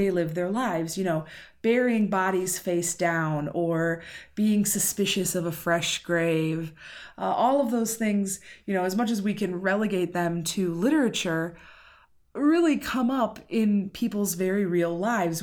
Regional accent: United States; I'm American

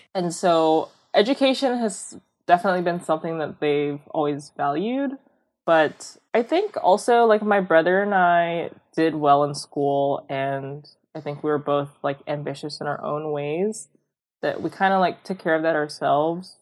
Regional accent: Bellevue, Washington, United States; I grew up in a suburb called Bellevue

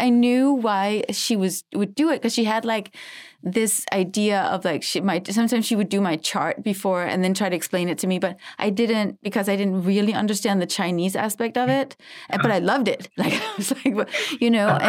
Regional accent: Denmark; now in Los Angeles, United States; I'm from Denmark

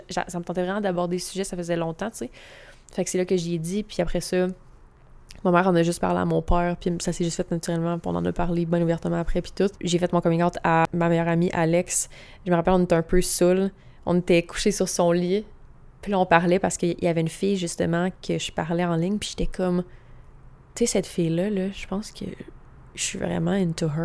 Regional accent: Quebec, Canada

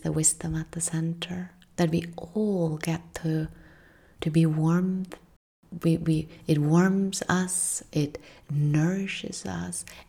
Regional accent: Norway; from where I come from in Northern Europe. I'm from Norway.

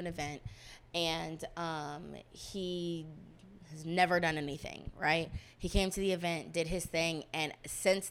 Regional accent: Dallas, Texas, United States; I'm from Dallas, Texas

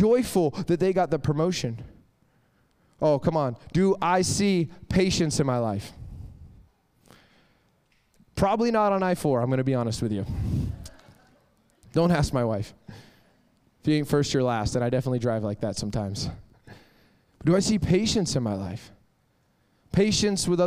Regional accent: Florida, United States; I'm born and raised in Florida

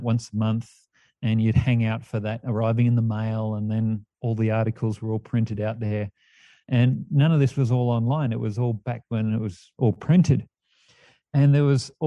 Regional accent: Perth, Western Australia, Australia; moved away as an adult; also born or lived in Sydney; now in Mount Shasta, United States; I was born in Sydney, grew up in Perth

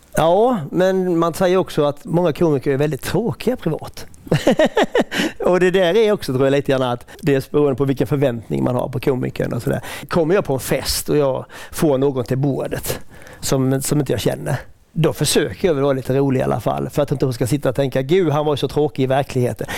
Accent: Tönnersjö, Halland County, Sweden; also born or lived in Öringe; en arrendebonnapåg från Tönnesjö

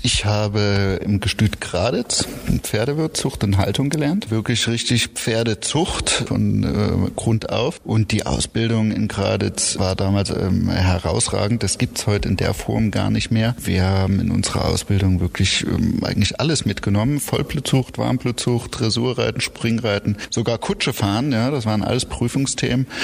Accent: Oschatz, Saxony, Germany; also born or lived in Ireland; now in Baden-Baden, Germany; Ich bin in Oschatz geboren

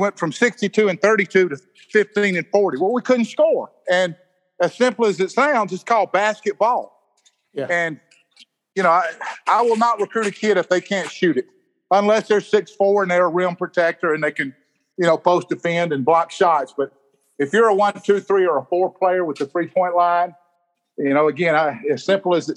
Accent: the Mississippi Delta, United States; also born or lived in Gulfport, Mississippi; I was born and reared in the Delta of Mississippi. I moved to Gulfport when I was 15 years old.

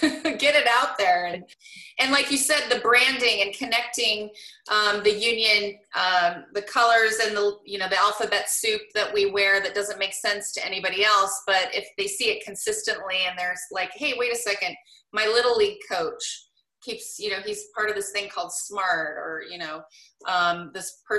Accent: Portland, Oregon, United States; I grew up in Portland

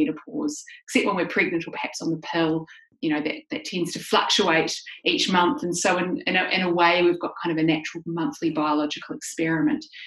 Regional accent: New Zealand; I grew up in New Zealand.

